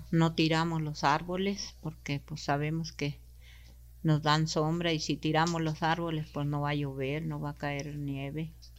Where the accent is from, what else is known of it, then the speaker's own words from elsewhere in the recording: Naqueachi, Chihuahua, Mexico; first language Rarámuri; Spanish is a second language; yo nací en un rancho que se llama Naqueachi el 29 de abril de 1960